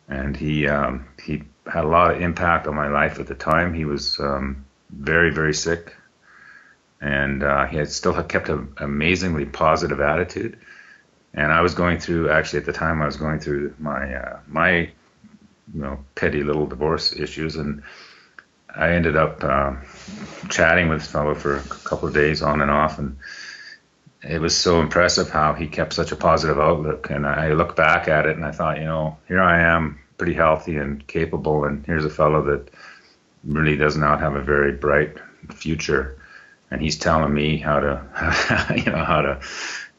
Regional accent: Calgary, Alberta, Canada; moved away as an adult; now in Jasper, Canada; Born and raised in Calgary, moved to Jasper

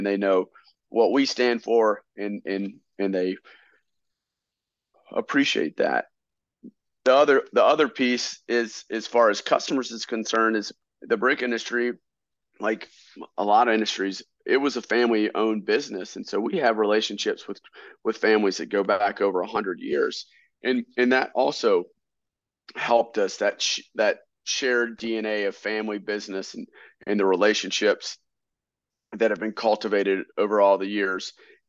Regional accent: Statesville, North Carolina, United States; we come from Statesville, North Carolina. It's right at the crossroads of I-40 and I-77, but it's in Iredell County.

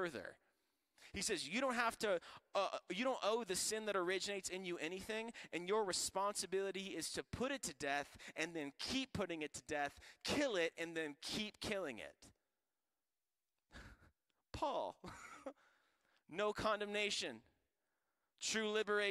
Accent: Florida, United States; I'm from Florida, and on golf courses, we deal with alligators

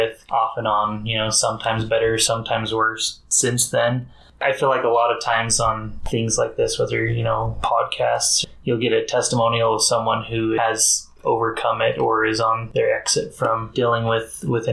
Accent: Utah, United States; I grew up in a small town in Utah.

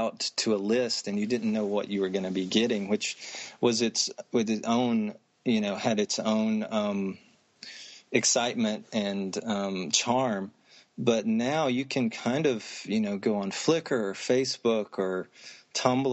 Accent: Anderson, South Carolina, United States; moved away as an adult; also born or lived in Maryland; I grew up outside of Greenville, South Carolina, in Anderson, South Carolina

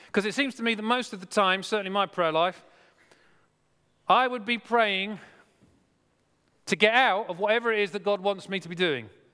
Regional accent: Wimborne, South West England, United Kingdom; moved away; Wimborne where I grew up

